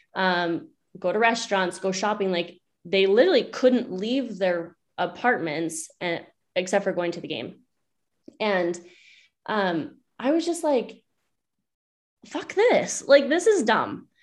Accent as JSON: {"language": "English", "town": "Bear Lake", "region": "Idaho", "country": "United States", "tie": "born or raised there", "also_born_or_lived": "Alaska", "moved": "as an adult", "lives_now": "Loveland, United States", "said": "I'm originally from Bear Lake, Idaho"}